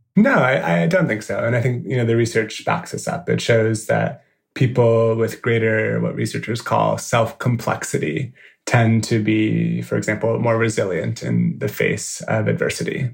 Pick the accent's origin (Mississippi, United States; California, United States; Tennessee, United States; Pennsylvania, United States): California, United States; San Francisco; moved away as an adult; also born or lived in New York; a design agency based uh, in San Francisco in my hometown